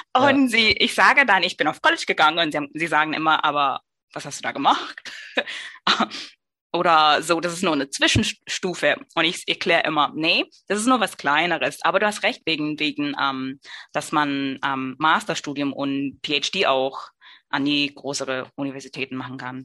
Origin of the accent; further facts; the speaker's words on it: New York City, New York, United States; German is a second language; moved away as an adult; now in Germany; ich komme aus Brooklyn, New York